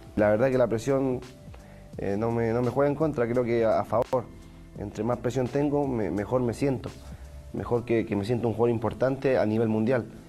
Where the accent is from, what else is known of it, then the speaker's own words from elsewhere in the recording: Chile; ser chileno